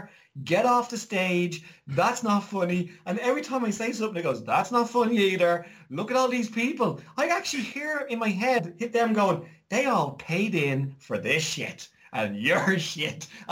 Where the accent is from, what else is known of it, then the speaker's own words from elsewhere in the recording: Ireland; me growing up in Ireland